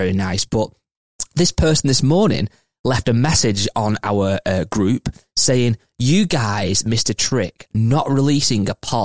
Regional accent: England, United Kingdom; I'm English, British

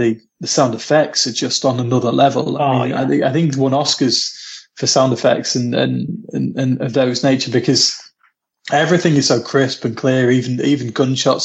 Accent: Lincolnshire, East Midlands, United Kingdom; now in Manchester, United Kingdom

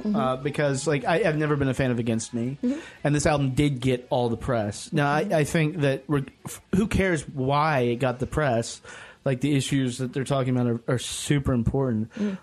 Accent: Ohio, United States; I'm from Ohio, but...

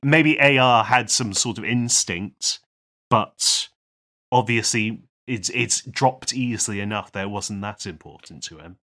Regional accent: United Kingdom; We are, we are British

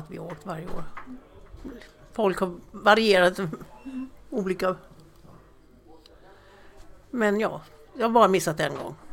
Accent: Märsta, Stockholm County, Sweden

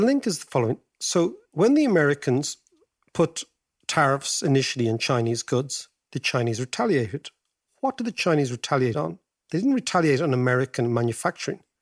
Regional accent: Ireland; our great-grandparents as Irish people

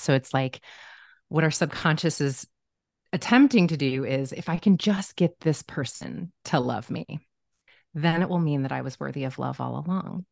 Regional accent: Omaha, Nebraska, United States; now in Los Angeles, United States; I grew up in Omaha, Nebraska

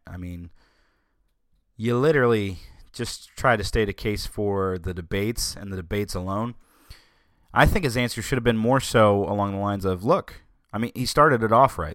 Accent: Southern, United States; accent: Southern; my Southern accent

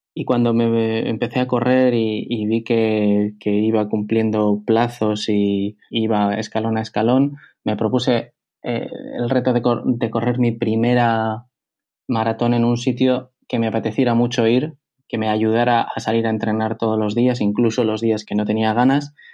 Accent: Bilbao, Basque Country, Spain; moved away as an adult; also born or lived in Madrid; yo soy de Bilbao, eh, yo vivo en Bilbao y cuando estuve viviendo en Madrid

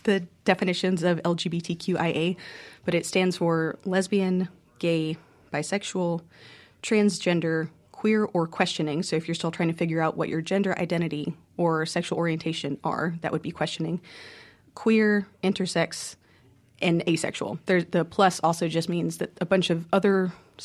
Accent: Mississippi, United States; also born or lived in Conway, Arkansas; I am from Mississippi. I grew up here

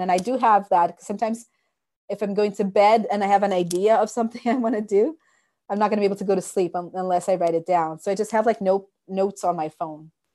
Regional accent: Brazil; moved away as an adult; now in Canada; I was born in Brazil, but when I moved to Canada, I was already a teacher

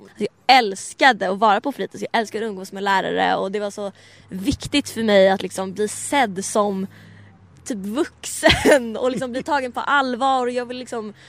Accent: Stockholm, Stockholm County, Sweden; växa upp liksom i Bromma där jag växte upp

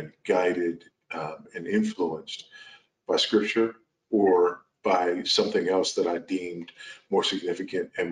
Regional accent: Los Angeles, California, United States; moved away as an adult; now in Zambia; I was born and raised in South Los Angeles, California, raised by a single teenage mother

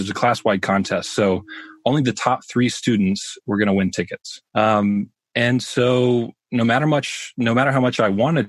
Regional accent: Birmingham, Alabama, United States; I grew up in Birmingham, Alabama.

